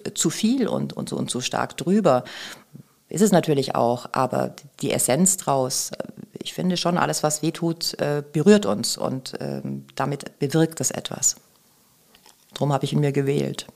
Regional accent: Bavaria, Germany; moved away as an adult; also born or lived in Augsburg; now in Hamburg, Germany; ich komme aus Bayern

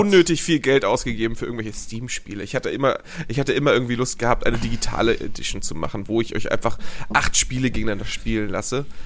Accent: Hamburg, Germany; als Hamburger Jung war ich natürlich im Hagenbecks Tierpark

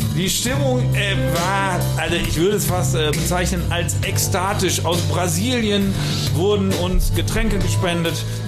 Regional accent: North Rhine-Westphalia, Germany; wo ich herkomme, da am Niederrhein

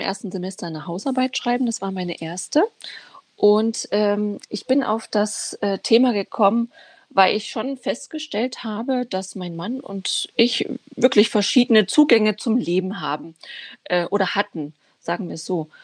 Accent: Dresden, Saxony, Germany; moved away as an adult; also born or lived in Ghana; now in Braunschweig, Germany; ich bin äh, in Dresden geboren, bin 35

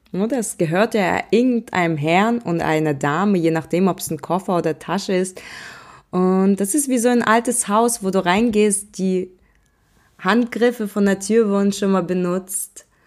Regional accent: Russia; born there; bin geboren in Russland an einem wunderschönen Baikalsee, ein mystischer Ort.

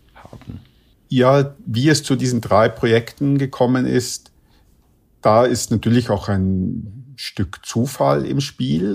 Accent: Vienna, Austria; ich komme ja aus Wien

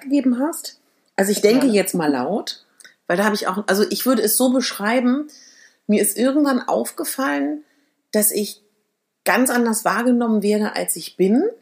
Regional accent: Berlin, Germany; ich komme ja aus Berlin

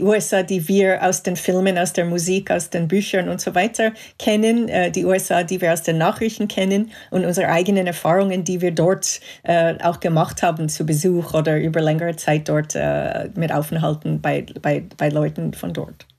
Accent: Montreal, Quebec, Canada; German is a second language; moved away; ich bin in Kanada aufgewachsen, in Montreal.

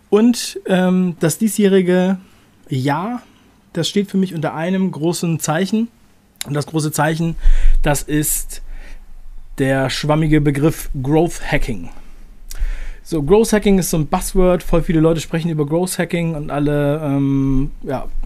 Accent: Buxtehude, Lower Saxony, Germany; ich bin aufgewachsen in der Nähe von Hamburg in einem kleinen Ort, der heißt Buxtehude.

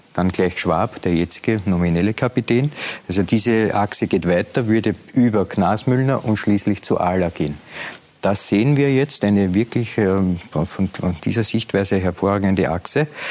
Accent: Lower Austria, Austria; Nein, ich bin Niederösterreicher.

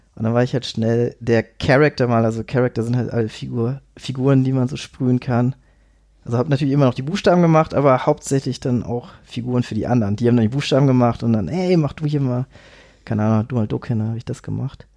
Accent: Itzehoe, Schleswig-Holstein, Germany; also born or lived in Vienna; now in Hamburg, Germany; ursprünglich komme ich aus Itzehoe, das ist eine Kleinstadt bei Hamburg.

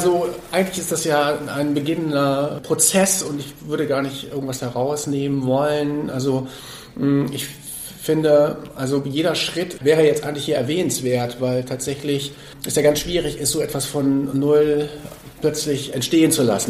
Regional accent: Hamburg, Germany; ich bin ja aus Hamburg

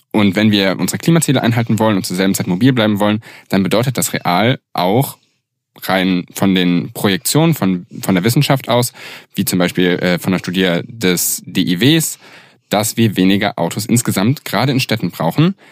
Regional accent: Göttingen, Lower Saxony, Germany; ich komme aus Göttingen

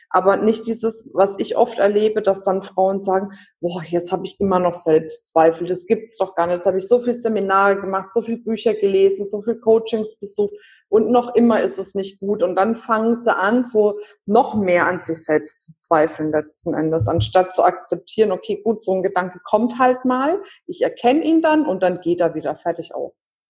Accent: Franconia, Bavaria, Germany; ich bin Fränkin. Wir haben ständig Wörter, die wir benutzen, die es eigentlich gar nicht gibt

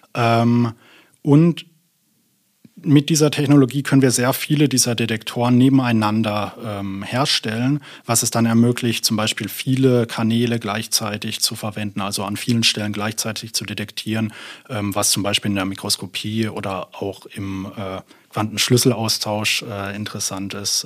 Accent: near Karlsruhe, Baden-Württemberg, Germany; moved away as an adult; also born or lived in Berlin / Munich; now in Münster, Germany; ich bin gebürtiger Berliner, aber in Süddeutschland in der Nähe von Karlsruhe aufgewachsen und bin dann zum Promovieren hier nach Münster gekommen.

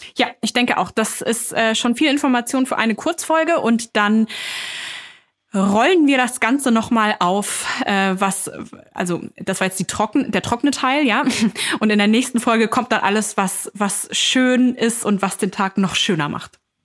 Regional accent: Hameln, Lower Saxony, Germany; moved away; in meiner Heimat, drüben in Niedersachsen, in Hameln

